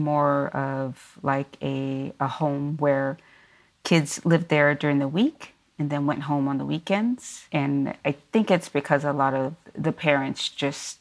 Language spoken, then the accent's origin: English; Louisville, Kentucky, United States; also born or lived in Lafayette, Indiana; I am from Kentucky. I grew up in Louisville, Kentucky, originally